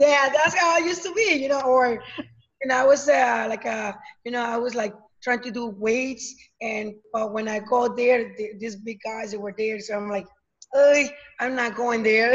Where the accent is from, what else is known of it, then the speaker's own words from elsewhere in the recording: Mexico; moved away; I'm coming from Mexico, so um, my family is over there